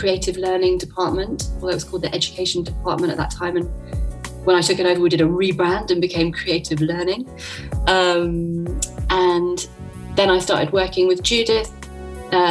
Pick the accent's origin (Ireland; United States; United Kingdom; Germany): United Kingdom; London; I grew up in London, so I got to see loads of theatre